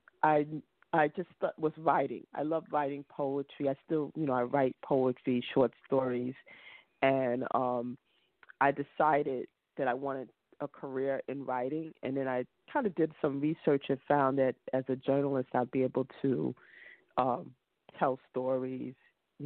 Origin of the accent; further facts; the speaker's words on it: New York City, New York, United States; I was born and I grew up in Brooklyn. So yes, this is my home